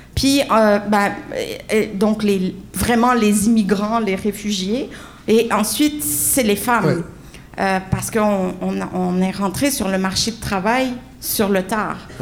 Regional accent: Montreal, Quebec, Canada; j'ai été élevée sur, le coin de la rue Barclay

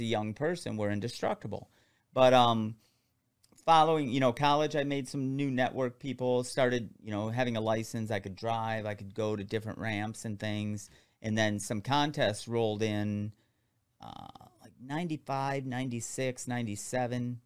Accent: Michigan, United States; I'm from Michigan

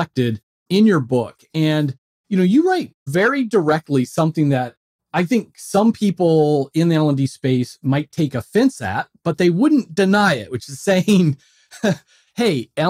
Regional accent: just outside Philadelphia, Pennsylvania, United States; I'm from just outside Philadelphia

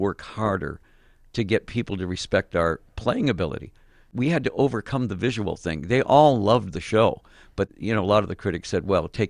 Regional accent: Detroit, Michigan, United States; born there; You know, I was born in Detroit, so there's a certain amount of, I cannot ever imagine going on stage without at least two guitars at full blast.

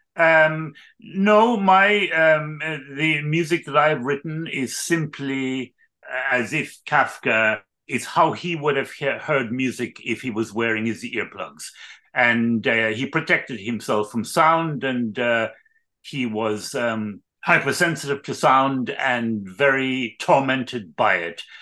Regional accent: Ireland; I was born in Ireland

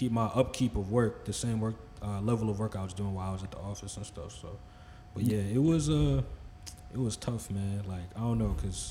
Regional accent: Franklin, United States; I'm from Franklin

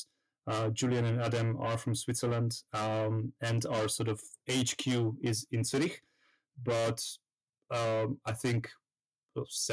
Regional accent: Kolárovo, Nitra Region, Slovakia; moved away as an adult; also born or lived in Surrey, United Kingdom / Guildford, United Kingdom / London, United Kingdom; now in Vienna, Austria; originally I'm from Slovakia and also lived a while in the UK

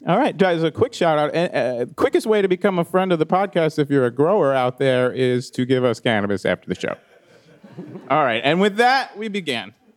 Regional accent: East Coast, United States; moved away; I grew up on the East Coast. It was a lot different

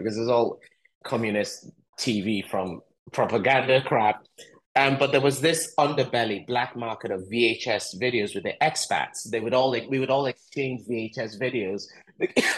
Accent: Lagos, Nigeria; also born or lived in Eastern Nigeria; I grew up in Lagos, Nigeria

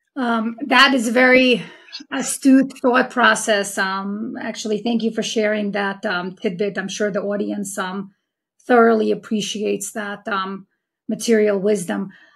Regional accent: New York City, New York, United States; my hometown of Queens, New York

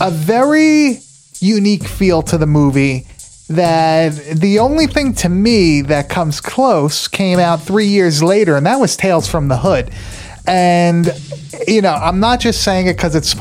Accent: New York, United States; I grew up in New York. I was always in the city.

